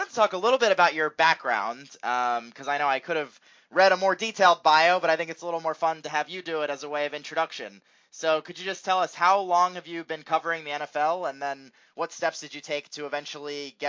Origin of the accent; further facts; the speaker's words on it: Philadelphia, Pennsylvania, United States; they know that I'm from Philly, and so obviously an Eagles fan